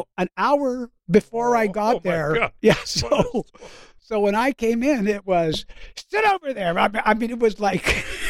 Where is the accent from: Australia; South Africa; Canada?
Canada; I grew up in Canada. In Canada, we didn't get television until about 15 years later.